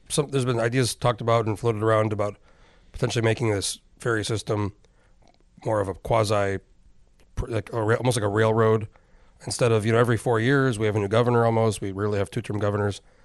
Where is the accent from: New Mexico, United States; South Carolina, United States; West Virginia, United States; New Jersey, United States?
New Mexico, United States; moved away as an adult; I'm from New Mexico originally. I moved here in oh four.